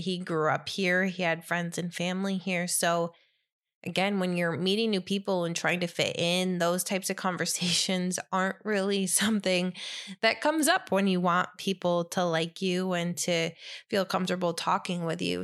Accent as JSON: {"language": "English", "town": "Ithaca", "region": "New York", "country": "United States", "tie": "born or raised there", "moved": "yes", "lives_now": "New Jersey, United States", "said": "I grew up in Ithaca"}